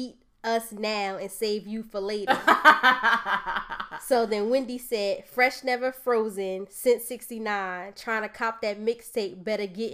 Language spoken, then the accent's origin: English; Bloomfield, United States; I'm from Bloomfield